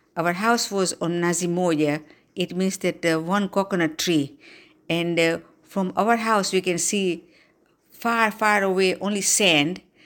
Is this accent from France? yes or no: no; Dar es Salaam, Tanzania; now in Slidell, United States; I was born on January second, nineteen forty-nine in Dar es Salaam, Tanzania